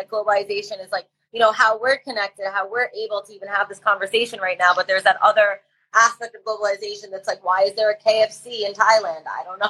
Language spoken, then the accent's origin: English; New York, United States; growing up in New York, everybody around me was from a different culture.